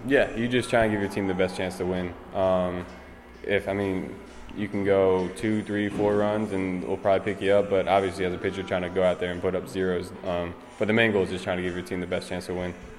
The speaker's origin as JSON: {"language": "English", "area": "Philadelphia area", "region": "Pennsylvania", "country": "United States", "tie": "born or raised there", "said": "growing up around the Philly area"}